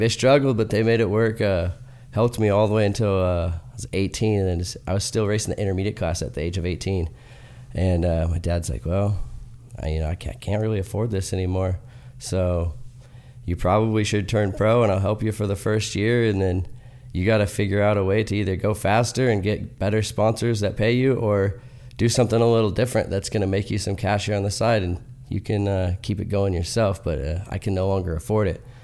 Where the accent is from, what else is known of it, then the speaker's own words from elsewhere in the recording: Salem, Oregon, United States; also born or lived in Northern California; grew up in Northern California and then, uh, moved to Salem, Oregon at a young age and grew up and did most of my riding there